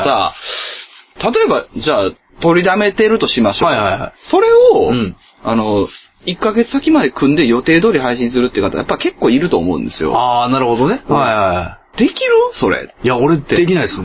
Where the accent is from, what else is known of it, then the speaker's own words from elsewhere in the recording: Kansai, Japan; 関西出身ですから